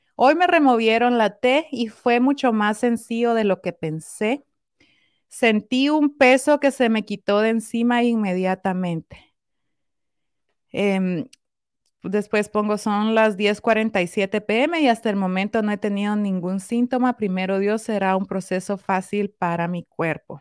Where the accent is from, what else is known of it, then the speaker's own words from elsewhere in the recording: Guatemala; yo soy guatemalteca